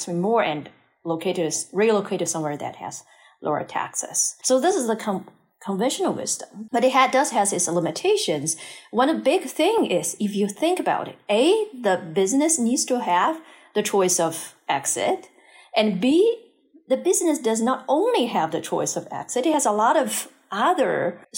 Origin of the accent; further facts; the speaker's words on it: China; moved away as an adult; also born or lived in North America; I grew up in China